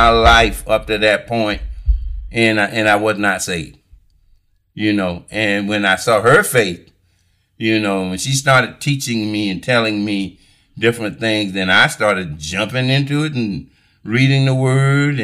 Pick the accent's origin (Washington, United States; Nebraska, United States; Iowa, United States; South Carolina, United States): South Carolina, United States; Alcalo; I was raised in Alkaloo